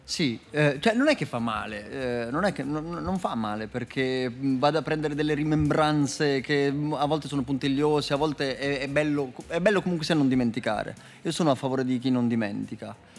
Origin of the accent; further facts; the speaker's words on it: Umbria, Italy; also born or lived in Apulia; io sono umbro